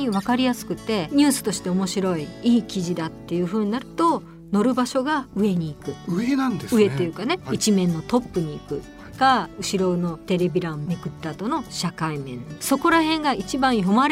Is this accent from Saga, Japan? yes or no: no; Osaka, Japan; moved away; also born or lived in Tokyo; 阪出身でしたから